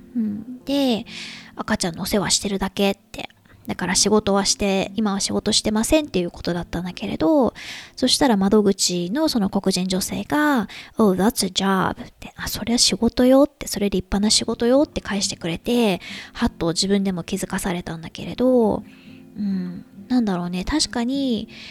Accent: Japan; moved away; 旦那氏と日本に一時帰国してる時とかは

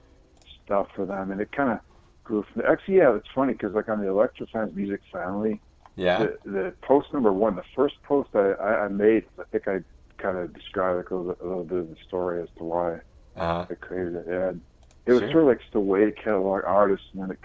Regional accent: Michigan, United States; moved away as an adult; now in San Francisco, United States; I'm from Michigan originally, but I've been living here inside of San Francisco since like 2010.

